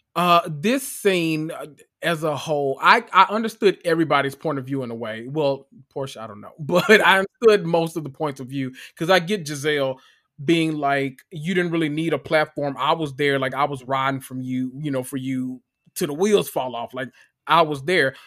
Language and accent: English; Memphis, Tennessee, United States; I am from Memphis, Tennessee